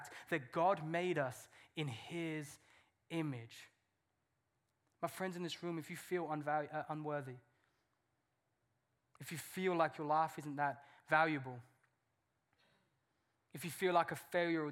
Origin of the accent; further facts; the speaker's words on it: England, United Kingdom; I'm English.